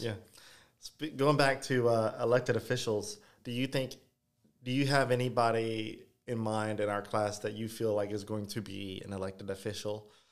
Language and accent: English; Ville Platte, Louisiana, United States; Vileplat, literally pretty much my hometown